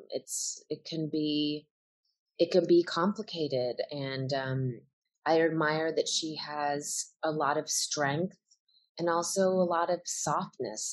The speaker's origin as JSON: {"language": "English", "town": "Evanston", "region": "Illinois", "country": "United States", "tie": "born or raised there", "moved": "yes"}